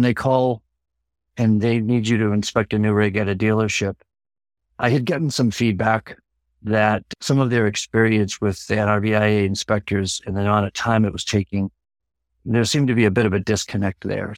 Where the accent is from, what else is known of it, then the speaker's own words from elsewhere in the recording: Massachusetts, United States; now in Laconia, United States; I'm originally from Massachusetts